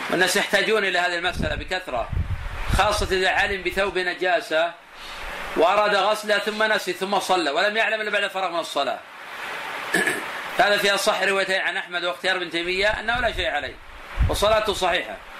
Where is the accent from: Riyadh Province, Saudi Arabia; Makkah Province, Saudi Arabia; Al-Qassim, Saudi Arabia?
Al-Qassim, Saudi Arabia; Buraidah; الناس عندنا في البلد عندنا في بريدة